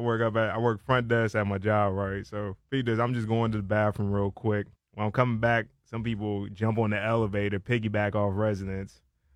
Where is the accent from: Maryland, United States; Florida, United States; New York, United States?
Maryland, United States; Silver Spring; I represent Silver Spring, Maryland.